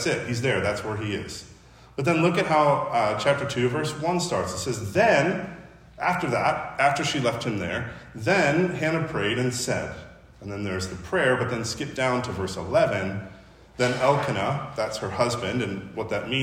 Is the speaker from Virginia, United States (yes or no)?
no; Chicago, Illinois, United States; now in Los Angeles, United States; I'm from Chicago